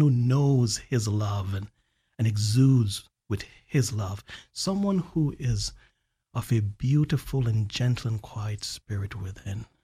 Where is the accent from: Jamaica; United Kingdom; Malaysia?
Jamaica; also born or lived in Alabama; now in Central Florida, United States; growing up in Jamaica